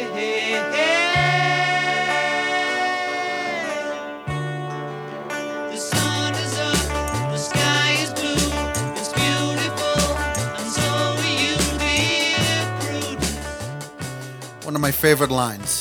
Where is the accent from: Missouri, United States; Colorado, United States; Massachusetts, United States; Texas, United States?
Massachusetts, United States; Cambridge; I grew up in Cambridge, Massachusetts.